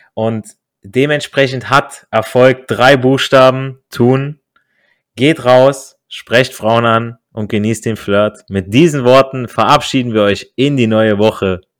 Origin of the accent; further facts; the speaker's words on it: Italy; als Italiener